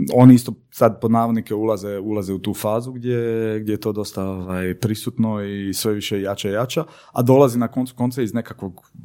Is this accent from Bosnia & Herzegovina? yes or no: no; Senj, Lika-Senj County, Croatia; moved away; also born or lived in Paris; ja sam ovaj, e, odrastao u Senju